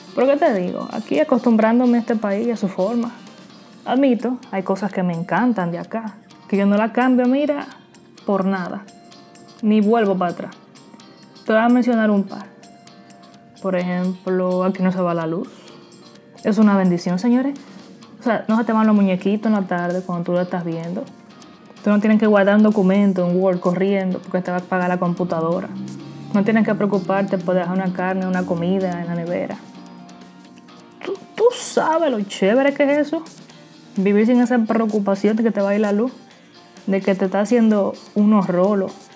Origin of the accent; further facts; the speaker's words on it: Dominican Republic; moved away as an adult; now in Queens, New York, United States; soy dominicana y actualmente vivo en Queens, New York. Tengo aproximadamente siete años que resido aquí en Estados Unidos